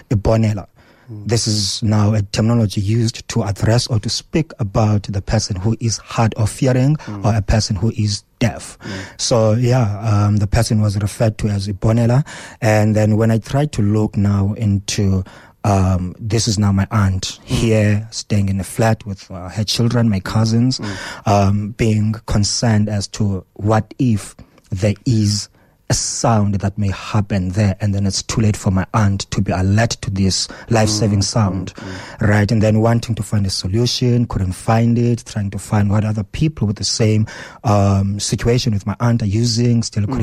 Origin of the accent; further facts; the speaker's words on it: Cofimvaba, Eastern Cape, South Africa; English is a second language; now in Johannesburg, South Africa; I come from Kofimvaba, from one of the remote rural areas within that space. I moved from home.